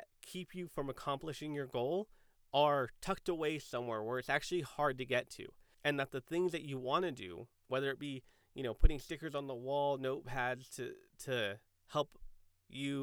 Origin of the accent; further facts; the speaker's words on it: San Diego, California, United States; I grew up in San Diego